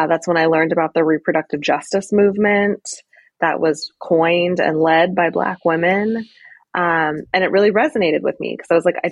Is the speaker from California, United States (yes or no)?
yes; California, United States; moved away as an adult; also born or lived in Washington, D.C.; I'm originally from California